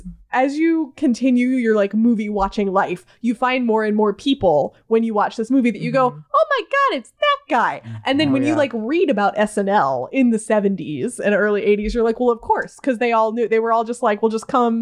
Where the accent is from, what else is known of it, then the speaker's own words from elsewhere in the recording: Detroit, Michigan, United States; also born or lived in Barrington, Illinois; I was born outside of Chicago. I was born in Barrington, which until my family moved to Detroit was the place my parents had lived in the longest.